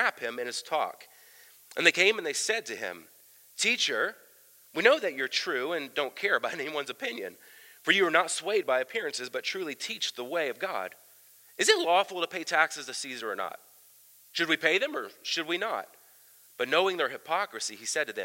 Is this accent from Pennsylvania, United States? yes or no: no; Southern Ohio, United States; I grew up in Ohio, Southern Ohio